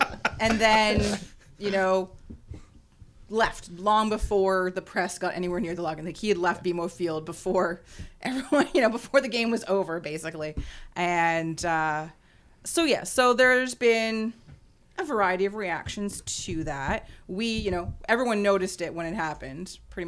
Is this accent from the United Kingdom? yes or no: no; Canada; he blames it on us being Canadian